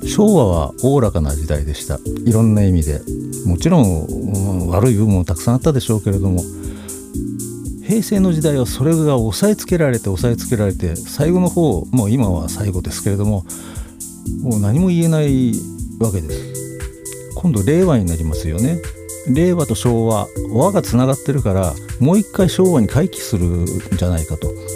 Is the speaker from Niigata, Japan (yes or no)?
yes; Niigata, Japan; moved away as an adult; also born or lived in Tokorozawa, Saitama; now in Yokohama, Japan; 私新潟の人間なんです